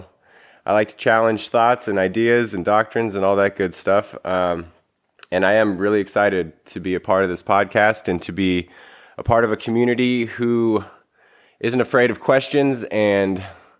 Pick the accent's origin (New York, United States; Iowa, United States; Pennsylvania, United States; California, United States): California, United States; Chico; I'm an author from Chico, California.